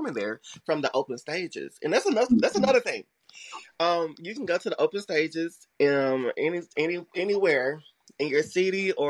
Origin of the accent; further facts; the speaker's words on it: LaGrange, Georgia, United States; I grew up in a little town called LaGrange, Georgia